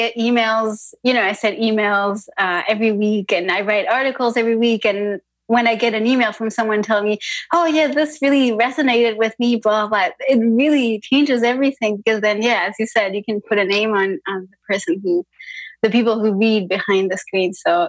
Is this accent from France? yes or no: yes; France; moved away as an adult; also born or lived in Brussels, Belgium; I was born in France and I left to study outside the country. So I was, I went to Belgium, to Brussels to study, to do a bachelor's degree.